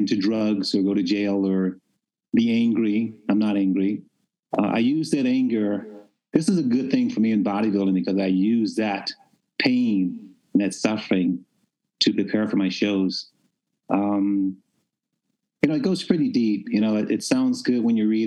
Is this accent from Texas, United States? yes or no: no; Memphis, Tennessee, United States; I was raised in Memphis, Tennessee